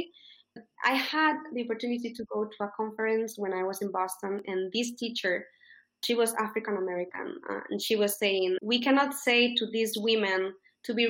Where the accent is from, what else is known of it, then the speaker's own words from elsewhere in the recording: Spain; first language Spanish; English is a second language; also born or lived in United States; In Spain, we study English from preschool